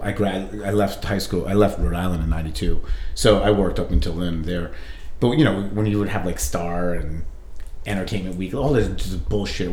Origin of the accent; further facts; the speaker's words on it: India; being Indian